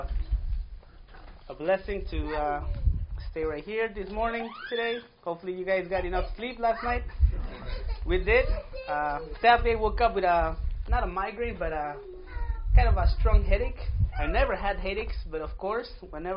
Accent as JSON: {"language": "English", "country": "Mexico", "tie": "born or raised there", "first_language": "Spanish", "second_language": "English", "moved": "yes", "lives_now": "United States", "said": "I was born in Mexico in a small town. That's why my first language, it's Spanish."}